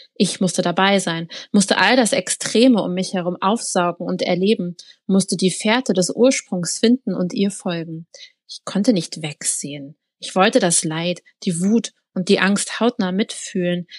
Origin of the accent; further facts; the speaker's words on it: Berlin, Germany; Berlin kenne ich jetzt also als Berlinerin